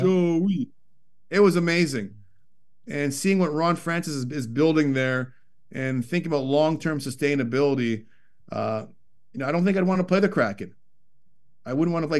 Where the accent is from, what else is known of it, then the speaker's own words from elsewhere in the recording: Toronto, Ontario, Canada; growing up in Scarborough, Ontario, suburb of Toronto